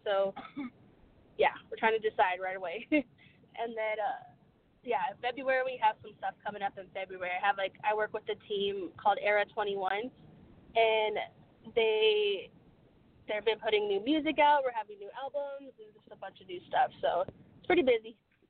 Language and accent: English; Nebraska, United States; I'm in Nebraska. I'm from Nebraska.